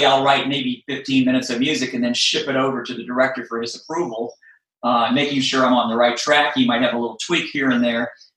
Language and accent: English; Virginia, United States; I grew up in Virginia